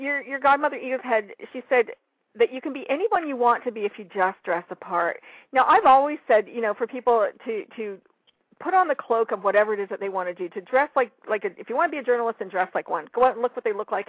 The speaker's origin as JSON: {"language": "English", "country": "Canada", "said": "I'm from Canada"}